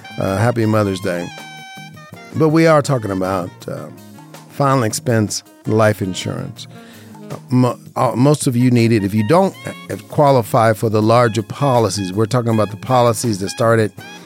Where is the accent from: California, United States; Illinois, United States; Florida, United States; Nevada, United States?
Nevada, United States; Las Vegas; I grew up in Vegas